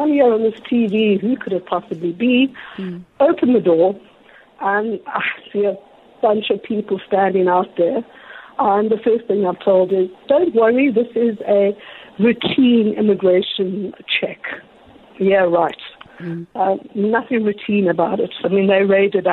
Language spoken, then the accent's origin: English; South Africa; I'm South African